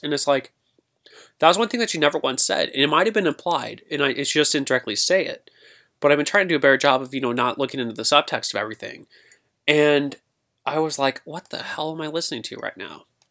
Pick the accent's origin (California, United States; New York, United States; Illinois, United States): Illinois, United States; Granite City; here in my hometown, Granite City